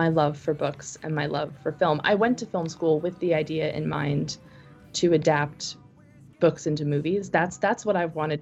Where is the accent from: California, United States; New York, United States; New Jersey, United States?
New Jersey, United States; moved away as an adult; now in Los Angeles, United States; from New Jersey